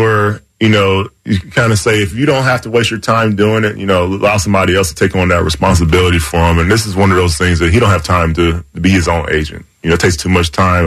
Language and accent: English; the South, United States; I'm from the South